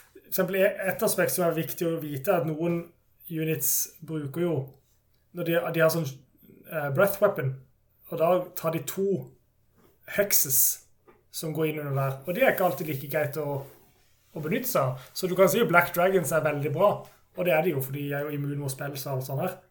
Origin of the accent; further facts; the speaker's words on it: Kristiansand, Agder, Norway; jeg er jo fra Kristiansand, så er jeg i Agder